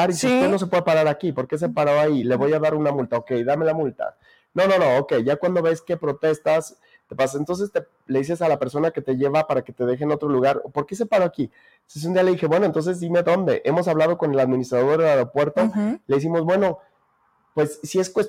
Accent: Jerez, Zacatecas, Mexico; aquí están mis amigos, porque aquí crecí, porque aquí está mi familia, porque aquí está la fiesta de mi pueblo, de Jerez, de Valparaíso.

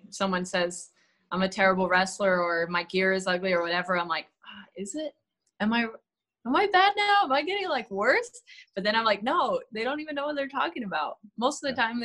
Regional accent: California, United States; B A Y because I'm from the Bay Area.

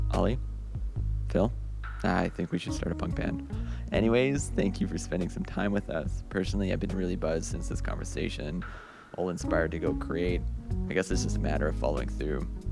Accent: Edmonton, Alberta, Canada; now in Montreal, Canada; I'm originally from Edmonton, Alberta, which is like a very working class, like rough town

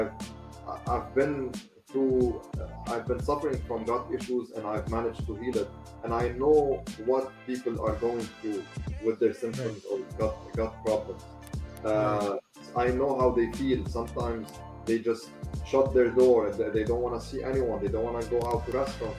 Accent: Lebanon; in my home country, Lebanon.

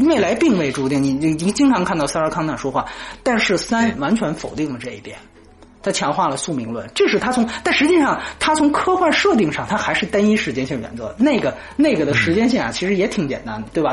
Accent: China; 我们中国人

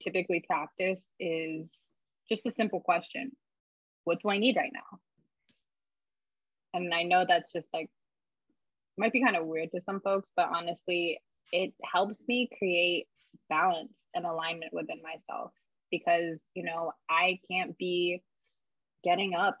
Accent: East Coast, United States; moved away; I'm from the East Coast.

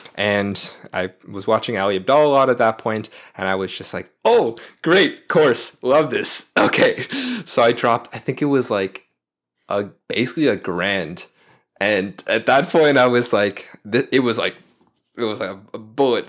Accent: Toronto, Ontario, Canada; I'm from Toronto originally.

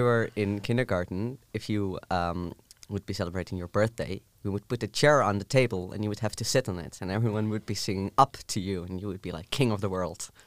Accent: southern Netherlands, Netherlands; first language Dutch; English is a second language; moved away as an adult; also born or lived in Friesland / Groningen; I'm from the south of the Netherlands. Now I live in the north

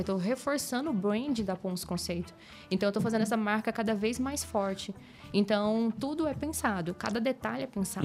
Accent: Goiás, Brazil; eu sou goiana raiz do interior, falo bem errado mesmo

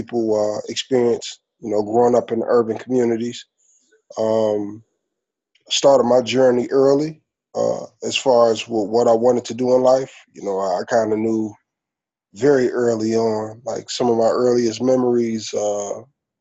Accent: Detroit, Michigan, United States; Born and raised in Detroit, you know, went to Detroit Public Schools

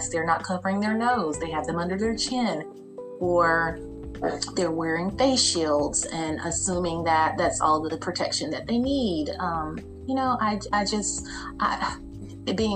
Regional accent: United States; we as Americans

